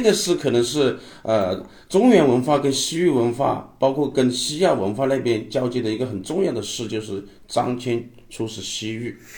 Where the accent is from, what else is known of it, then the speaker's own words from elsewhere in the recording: southern China, China; 我们是南方人